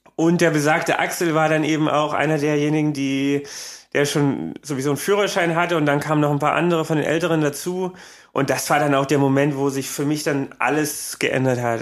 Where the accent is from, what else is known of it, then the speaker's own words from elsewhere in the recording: Creuzburg, Thuringia, Germany; moved away as an adult; also born or lived in Eisenach; now in Berlin, Germany; bei uns in Eisenach, also das war die nächstgrößere Stadt von Kreuzburg, die war so zehn Kilometer weg